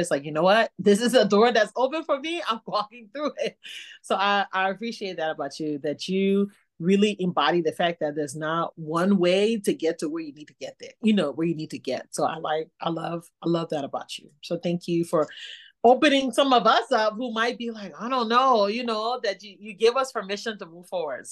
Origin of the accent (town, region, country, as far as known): Liberia; born or raised there; moved away